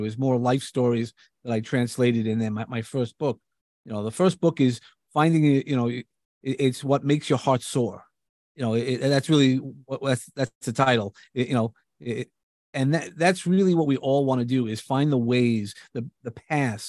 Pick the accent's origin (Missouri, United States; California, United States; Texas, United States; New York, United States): New York, United States; accent: New York; I come from New York. You definitely could hear my accent